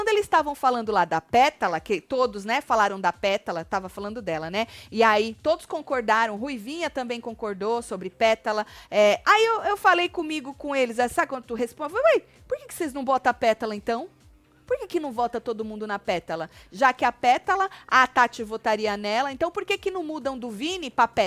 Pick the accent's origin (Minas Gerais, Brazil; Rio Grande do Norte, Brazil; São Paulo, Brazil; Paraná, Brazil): Rio Grande do Norte, Brazil; Natal; Sou de Natal, Rio Grande do Norte.